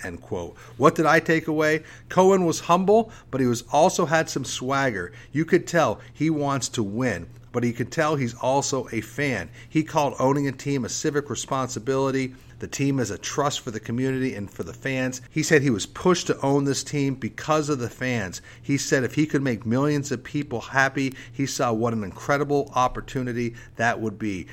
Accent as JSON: {"language": "English", "region": "Vermont", "country": "United States", "tie": "born or raised there", "moved": "yes", "lives_now": "Charlotte, United States", "said": "growing up in Vermont"}